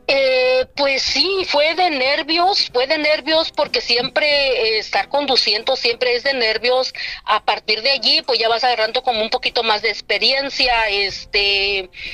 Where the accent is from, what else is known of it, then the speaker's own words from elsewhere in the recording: Oaxaca, Mexico; now in Santa Maria, United States; soy del estado de Oaxaca, México, y radico aquí en Santa María, California.